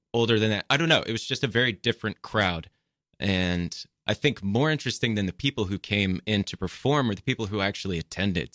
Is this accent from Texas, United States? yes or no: yes; Texas, United States; moved away as an adult; also born or lived in Austin, Texas; now in New York City, United States; I am originally from Texas